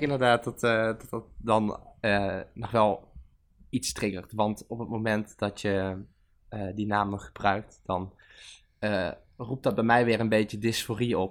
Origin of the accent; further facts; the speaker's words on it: Venlo, Limburg, Netherlands; moved away; ik kom uit Venlo